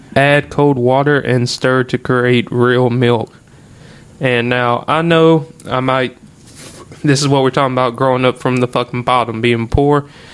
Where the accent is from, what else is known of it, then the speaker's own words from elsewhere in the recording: Oakdale, United States; growing up in Oakdale and being, you know, a part of all that bullshit that happens in high school